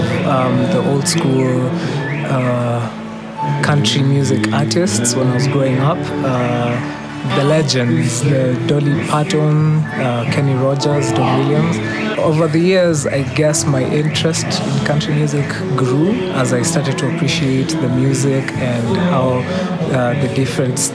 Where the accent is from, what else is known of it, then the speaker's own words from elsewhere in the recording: Nairobi, Kenya; I'm from Nairobi.